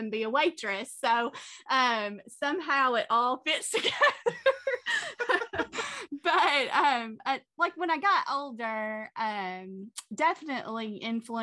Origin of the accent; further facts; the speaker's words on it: Bremen, Kentucky, United States; moved away as an adult; now in Owensboro, United States; I am actually from Muhlenberg County